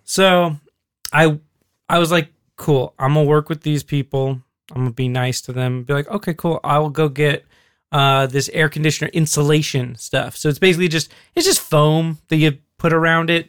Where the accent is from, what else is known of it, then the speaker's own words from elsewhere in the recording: Alaska, United States; growing up in Alaska